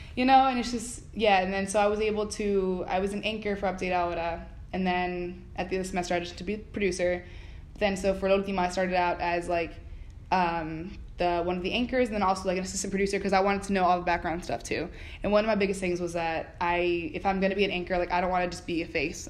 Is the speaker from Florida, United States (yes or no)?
yes; Miramar, Florida, United States; moved away as an adult; also born or lived in Philadelphia; I'm from South Florida, Miramar. It's about half an hour from Miami.